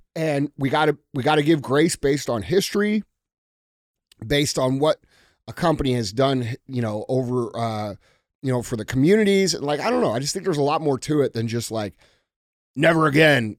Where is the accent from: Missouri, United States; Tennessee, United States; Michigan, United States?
Missouri, United States; St. Louis; I'm from Saint Louis